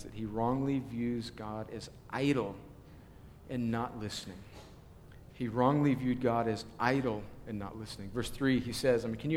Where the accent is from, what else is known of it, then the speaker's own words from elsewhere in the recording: Southern California, United States; moved away; I grew up in Southern California and I'm a USC fan